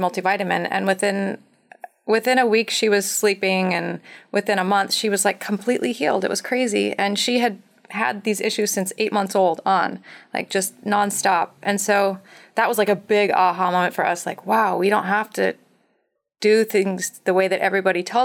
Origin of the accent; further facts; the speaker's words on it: Montana, United States; I grew up in Montana